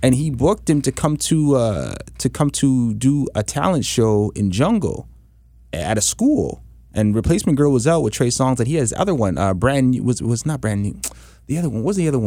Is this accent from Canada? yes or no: yes; Canada; us as Canadian artists